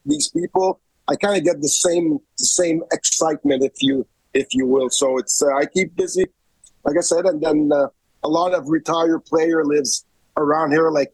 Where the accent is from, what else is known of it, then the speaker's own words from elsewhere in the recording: Montreal, Quebec, Canada; moved away as an adult; I'm from Montreal